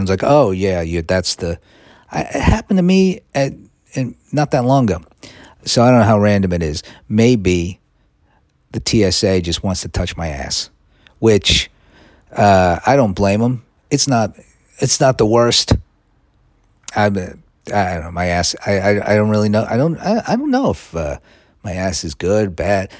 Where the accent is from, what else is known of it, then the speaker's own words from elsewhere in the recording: United States; now in London, United Kingdom; I'm an American.